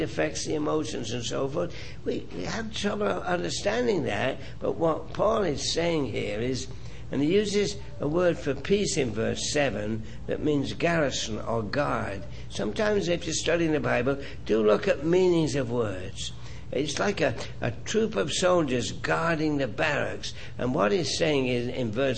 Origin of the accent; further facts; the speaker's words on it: England, United Kingdom; moved away; I grew up in England where they play cricket and soccer